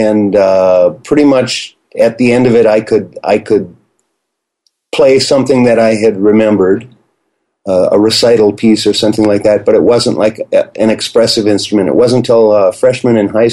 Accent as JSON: {"language": "English", "town": "Minneapolis", "region": "Minnesota", "country": "United States", "tie": "born or raised there", "said": "I grew up in Minneapolis, born in North Minneapolis"}